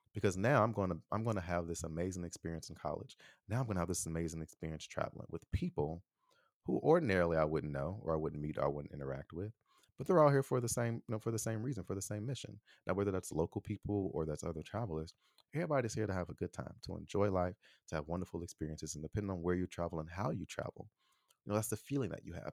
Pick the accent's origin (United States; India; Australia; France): United States; Chicago, Illinois; I am an American from Chicago